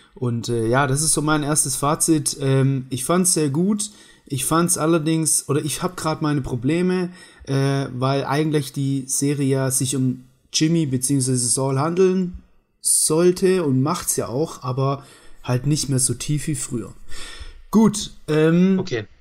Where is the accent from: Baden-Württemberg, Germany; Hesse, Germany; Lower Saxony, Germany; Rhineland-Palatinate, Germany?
Baden-Württemberg, Germany; accent: Swabian; ich bin Schwabe.